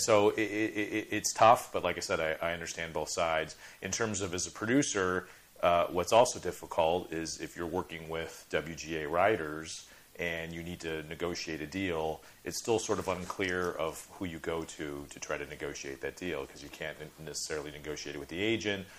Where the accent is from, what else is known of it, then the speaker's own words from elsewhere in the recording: Chicago, Illinois, United States; grew up in Chicago